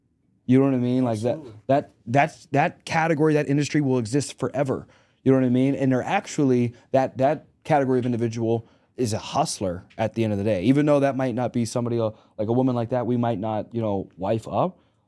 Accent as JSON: {"language": "English", "town": "Pittsburgh", "region": "Pennsylvania", "country": "United States", "also_born_or_lived": "Arkansas", "said": "I like the Cowboys. I'm from Arkansas. So I'm from Arkansas and Pittsburgh."}